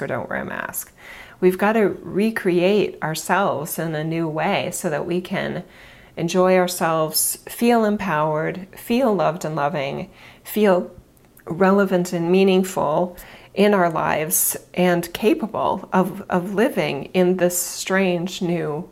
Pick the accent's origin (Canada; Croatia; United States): United States; I'm obviously an American